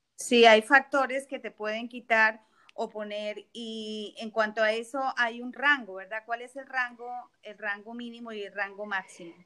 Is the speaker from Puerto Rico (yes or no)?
no; Colombia; now in South Florida, United States; yo soy colombiana y mi familia vive en la frontera